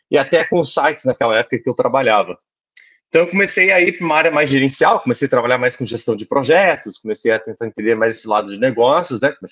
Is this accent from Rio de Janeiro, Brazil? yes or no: no; Manaus, Amazonas, Brazil; also born or lived in Curitiba; now in Portugal; Olha, sou natural de Manaus, né? Passei boa parte da minha vida em Curitiba. Não obstante, eu queria terra fria, então vim para Portugal.